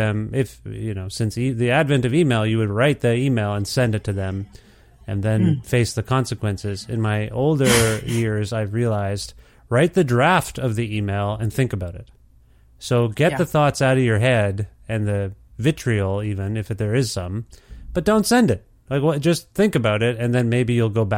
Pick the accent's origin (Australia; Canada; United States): Canada; Ontario; I told you I'm from Alberta, Edmonton, but I'm from Ontario